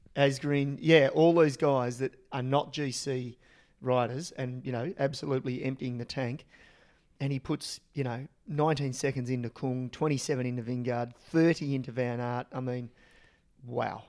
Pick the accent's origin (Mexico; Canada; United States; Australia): Australia; as an Australian and as a really young kid